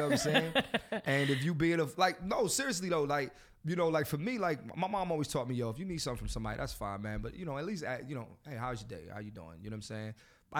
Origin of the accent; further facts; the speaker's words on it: Philadelphia, Pennsylvania, United States; I'm from Philly.